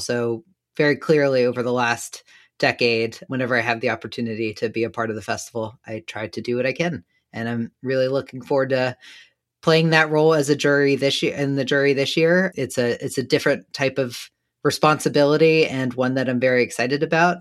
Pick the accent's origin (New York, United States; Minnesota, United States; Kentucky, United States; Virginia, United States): Virginia, United States; Danville; I grew up in a small southern town of Danville, Virginia.